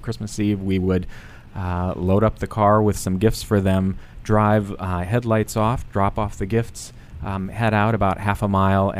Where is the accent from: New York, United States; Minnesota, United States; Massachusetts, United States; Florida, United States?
Minnesota, United States; southern; moved away; I grew up in a little town, 704 people in southern Minnesota.